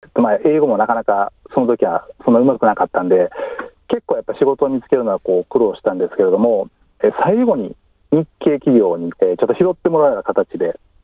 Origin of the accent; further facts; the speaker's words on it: Kyoto, Japan; moved away as an adult; now in Melbourne, Australia; 私、京都出身なんですけども